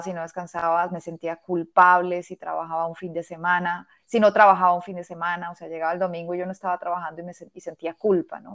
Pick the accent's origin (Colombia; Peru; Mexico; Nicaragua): Colombia; Bogotá; moved away as an adult; now in Barcelona, Spain; en el 2014 abrí un estudio de yoga en Bogotá, que es pues, la ciudad de donde vengo